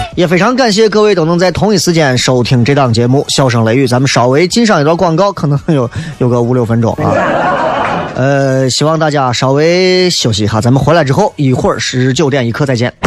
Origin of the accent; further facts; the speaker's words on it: Shaanxi, China; 我们陕西人是真的瓜没有几个蹲的